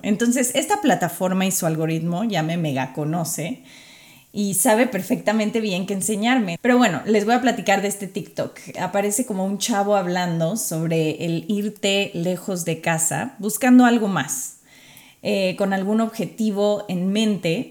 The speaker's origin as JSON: {"language": "Spanish", "country": "Mexico", "also_born_or_lived": "Qatar", "first_language": "Spanish", "moved": "as an adult", "lives_now": "United States", "said": "Ya he estado viviendo fuera de México hace varios años"}